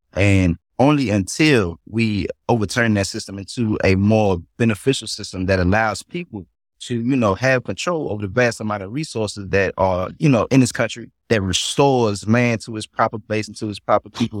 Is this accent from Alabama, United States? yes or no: no; North Carolina, United States; born and raised in North Carolina